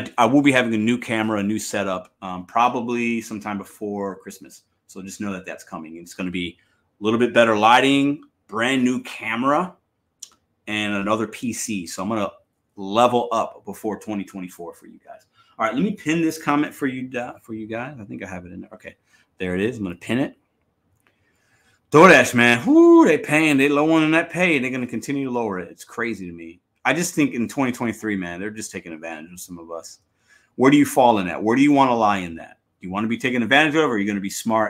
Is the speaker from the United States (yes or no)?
yes; Chicago, Illinois, United States; That's where I'm from.